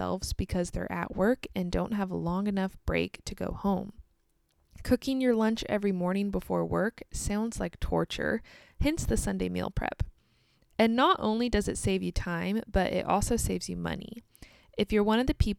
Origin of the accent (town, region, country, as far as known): United States; also born or lived in Kansas